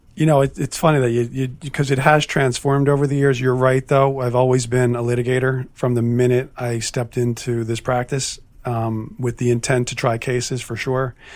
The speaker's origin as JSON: {"language": "English", "region": "New Jersey", "country": "United States", "moved": "as an adult", "said": "I'm from North Jersey"}